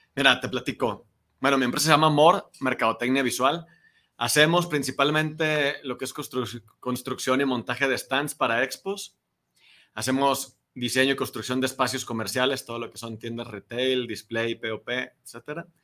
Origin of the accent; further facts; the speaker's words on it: Durango, Mexico; moved away as an adult; also born or lived in Torreón, Coahuila; now in Guadalajara, Mexico; yo soy de Durango, ya tengo más de 10 años aquí en Guadalajara.